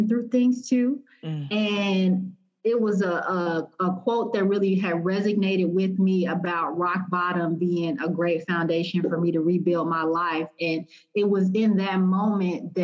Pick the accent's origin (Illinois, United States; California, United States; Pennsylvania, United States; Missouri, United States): Illinois, United States; Chicago; moved away as an adult; also born or lived in Indiana / Ohio; now in Indianapolis, United States; I'm actually originally from Chicago